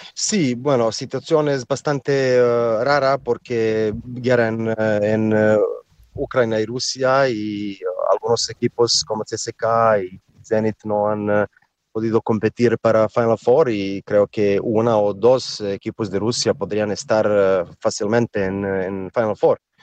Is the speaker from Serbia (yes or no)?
yes; Serbia; Spanish is a second language; somos eh, gente de Serbia que somos bastante altos